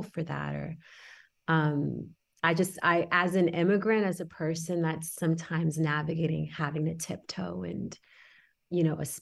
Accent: Houston, Texas, United States; also born or lived in Senegal; I am from Senegal. I was born there and we moved to Houston when I was 6

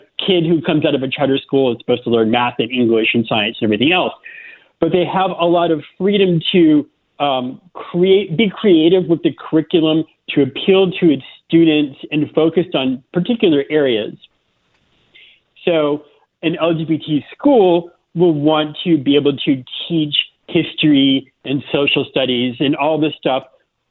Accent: Florida, United States; moved away as an adult; also born or lived in South Carolina; I grew up in Florida

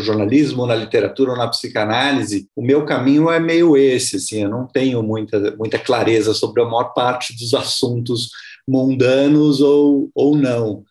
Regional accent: São Paulo, Brazil; eu sou de São Paulo, mas eu fui muito cedo morar no interior. Eu morei, morei em duas cidades pequenas, aqui perto de São Paulo.

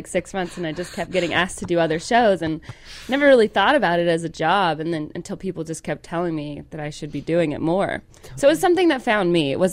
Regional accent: Calhoun, Georgia, United States; moved away; Southern, I'm from Calhoun, Georgia. Calhoun. We have a Nike outlet.

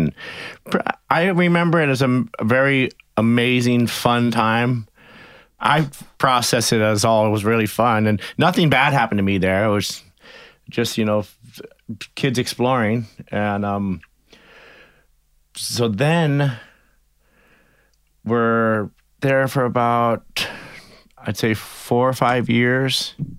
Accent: Pittsfield, Massachusetts, United States; born there; Well, I was born in Pittsfield, Massachusetts, pretty far from the ocean.

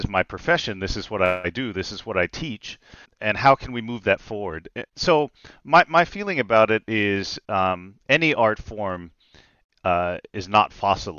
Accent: Nashville, Tennessee, United States; I grew up in Nashville, Tennessee

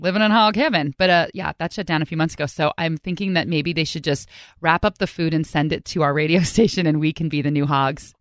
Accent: California, United States; now in Washington, United States; I'm from California

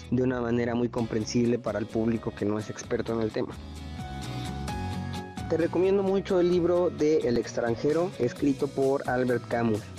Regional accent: Argentina; Como notarán por mi tono, eh, soy de Argentina.

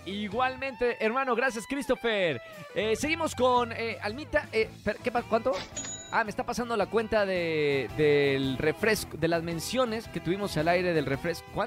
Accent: Monterrey, Nuevo León, Mexico; Monterrey, de donde soy, del norte

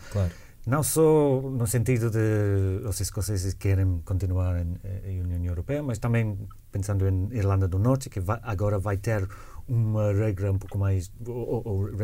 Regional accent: United Kingdom; Não, eu também eu sempre eh, contesto que sou britânico

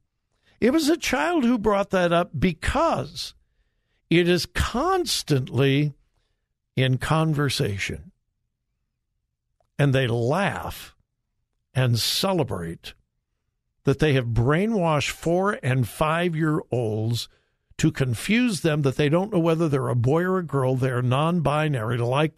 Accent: California, United States; moved away; I'm from California

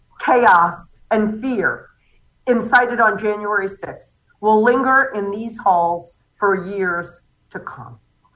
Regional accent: North Carolina, United States; my home state of North Carolina

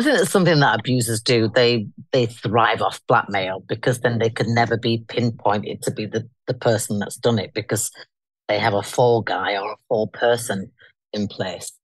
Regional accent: Leeds, Yorkshire and the Humber, United Kingdom; I come from Leeds. I'm a northern girl. Hence, I'm back in my hometown now.

